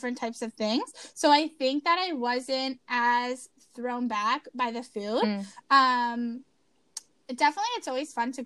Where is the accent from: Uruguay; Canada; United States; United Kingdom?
Canada; we're Canadian